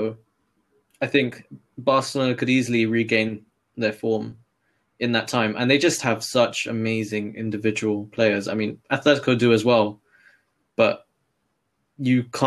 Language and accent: English; England, United Kingdom; accent: English; my English accent